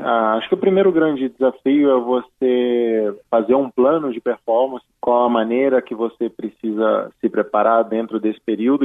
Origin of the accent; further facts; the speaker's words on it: Petrópolis, Rio de Janeiro, Brazil; Eu estou em Petrópolis, que é a minha cidade natal, onde a minha família reside